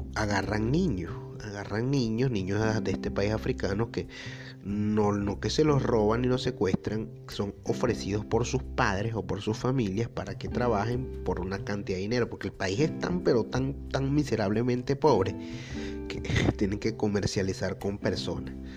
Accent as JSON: {"language": "Spanish", "country": "Venezuela", "moved": "yes", "said": "nosotros los venezolanos"}